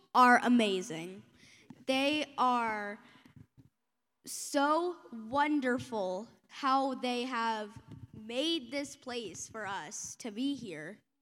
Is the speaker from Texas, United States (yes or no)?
yes; Texas, United States; I come from Texas